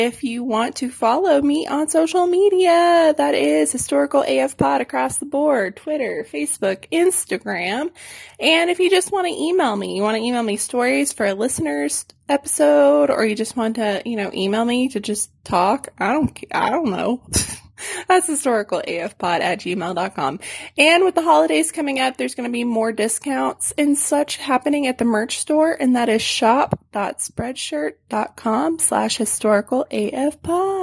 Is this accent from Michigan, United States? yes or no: no; Arkansas, United States; now in San Antonio, United States; my hometown at Bull Shoals Lake